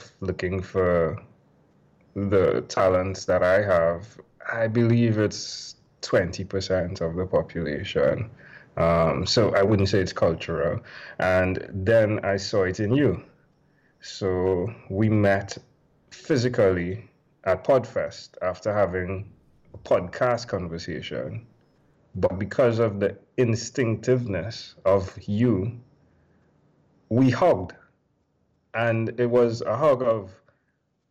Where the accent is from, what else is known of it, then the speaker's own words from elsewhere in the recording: Trinidad & Tobago; I'm from Trinidad and Tobago